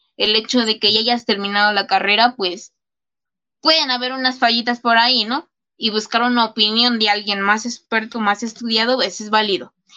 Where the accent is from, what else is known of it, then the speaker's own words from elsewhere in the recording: State of Mexico, Mexico; a mi país, México, y obviamente pues al lugar de donde yo soy, que es el Estado de México, donde yo vivo